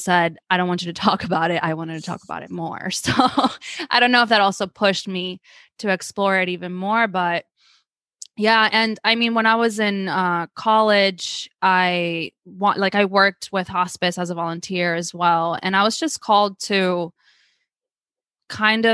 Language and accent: English; Argentina; moved away; I'm from Argentina